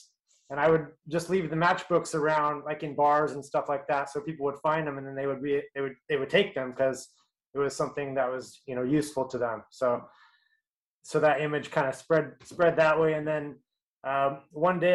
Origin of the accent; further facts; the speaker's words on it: Southern Oregon, United States; moved away as an adult; also born or lived in Eugene, Oregon / Seattle, Washington; now in Austin, United States; I grew up in Southern Oregon and then later in Eugene